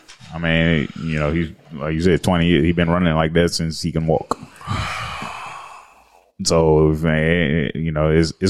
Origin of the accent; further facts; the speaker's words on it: South Carolina, United States; South Carolina.